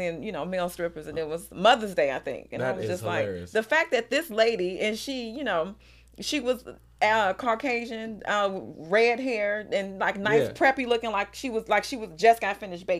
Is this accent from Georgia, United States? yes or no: no; Chicago, Illinois, United States; and I'm from Chicago too